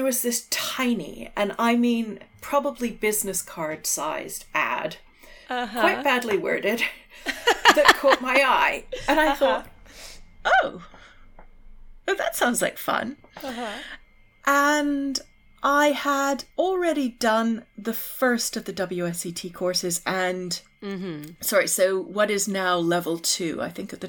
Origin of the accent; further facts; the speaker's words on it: Canada; And being Canadian, I had to, you know, pay for my university